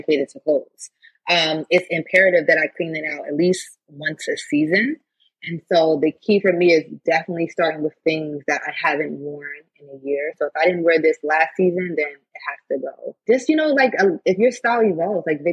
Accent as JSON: {"language": "English", "region": "New York", "country": "United States", "also_born_or_lived": "California", "said": "I'm from New York"}